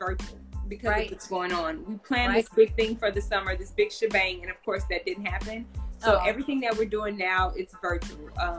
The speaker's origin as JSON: {"language": "English", "region": "Texas", "country": "United States", "lives_now": "Los Angeles, United States", "said": "However, I'm from Texas, and I felt that we needed to know how, kids needed to know how to get into the entertainment industry."}